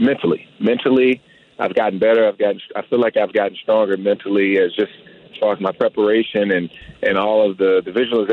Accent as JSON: {"language": "English", "town": "Washington", "region": "District of Columbia", "country": "United States", "tie": "born or raised there", "also_born_or_lived": "San Francisco / Denver", "moved": "as an adult", "said": "come back to Washington, D.C. and play for my hometown team"}